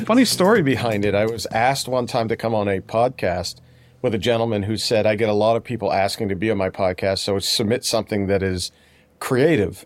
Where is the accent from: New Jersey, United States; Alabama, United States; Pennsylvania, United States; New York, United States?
Pennsylvania, United States; Pittsburgh; I'm from Pittsburgh